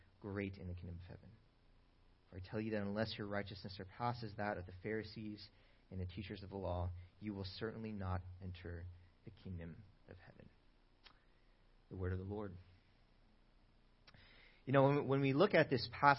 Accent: Bay Area, California, United States; moved away as an adult; now in Sacramento, United States; I'm originally from the Bay Area, though, and I moved to Sacramento a couple years ago

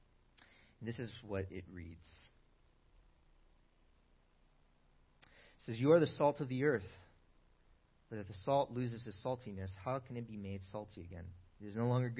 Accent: Bay Area, California, United States; moved away as an adult; now in Sacramento, United States; I'm originally from the Bay Area, though, and I moved to Sacramento a couple years ago

